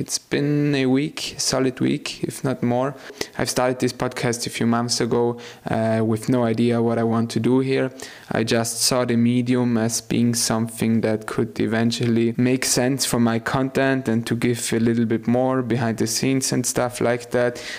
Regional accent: South Tyrol, Trentino-Alto Adige, Italy; I grew up in South Tyrol

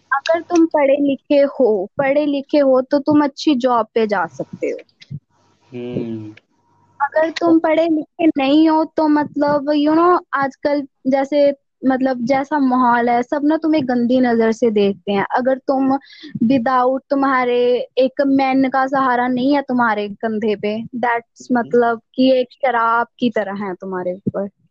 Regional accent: Mohali, Punjab, India; कर रही हूँ मोहाली से

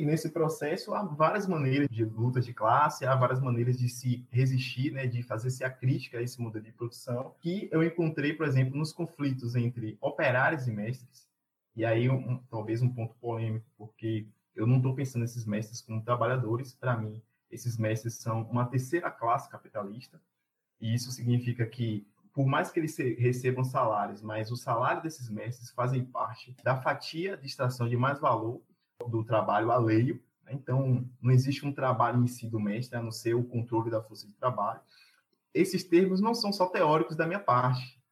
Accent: Castro Alves, Bahia, Brazil; also born or lived in Cruz das Almas / Muritiba; Eu sou do Recôncavo, nasci na cidade de Castro Alves, morei alguns anos em Cruz das Almas e também morei em Muritiba

